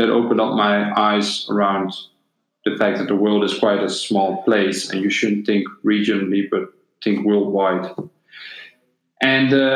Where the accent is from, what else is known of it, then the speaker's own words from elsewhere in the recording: Netherlands; also born or lived in Bosnia and Herzegovina; When I was 6 years old, me and my family moved to the Netherlands. And before that, we lived in former Yugoslavia